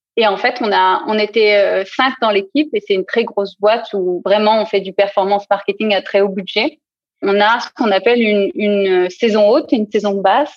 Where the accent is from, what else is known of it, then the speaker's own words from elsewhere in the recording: south-east France, France; moved away as an adult; also born or lived in Lyon / Paris; now in Berlin, Germany; je suis originaire du sud-est de la France